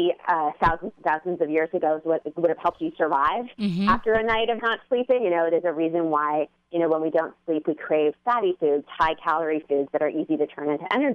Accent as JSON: {"language": "English", "country": "Canada", "tie": "born or raised there", "said": "I'm Canadian, so I will say that I, you know, I grew up in a very different environment"}